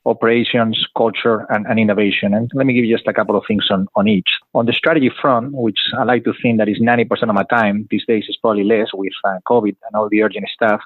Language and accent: English; Madrid, Community of Madrid, Spain; English is a second language; moved away as an adult; I'm originally from Madrid, Spain, as you can hear in the funny accent.